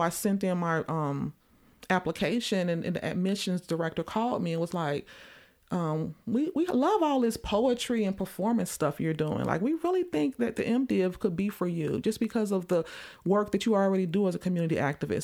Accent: Chicago, Illinois, United States; growing up in Chicago during, like, the spoken word movement back in, like, the early nineties

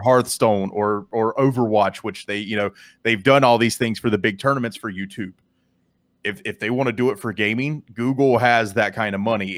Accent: Canada; me being from, from Canada

